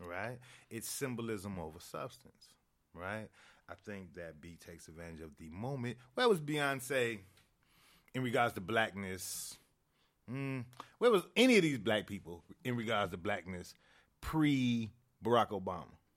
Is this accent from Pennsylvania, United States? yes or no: no; Chicago, Illinois, United States; growing up in Chicago